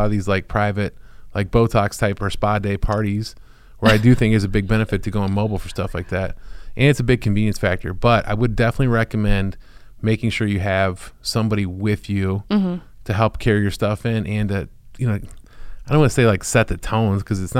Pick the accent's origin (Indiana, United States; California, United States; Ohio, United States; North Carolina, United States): Ohio, United States; moved away; my hometown in Ohio where everybody loves everybody.